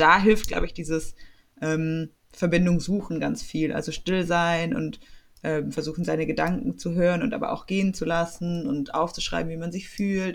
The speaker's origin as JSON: {"language": "German", "area": "Swabia", "region": "Baden-Württemberg", "country": "Germany", "accent": "Swabian", "said": "mit meinem schwäbischen Akzent"}